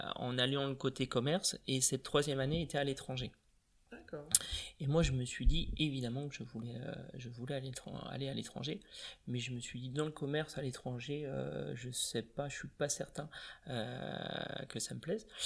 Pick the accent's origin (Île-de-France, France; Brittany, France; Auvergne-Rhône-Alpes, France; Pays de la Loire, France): Brittany, France; Vitré; also born or lived in Laval; je suis natif de Vitré